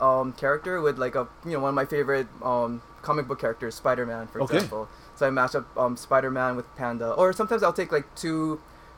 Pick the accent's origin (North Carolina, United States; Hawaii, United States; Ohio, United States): Hawaii, United States; Kauai; I'm from Kauai.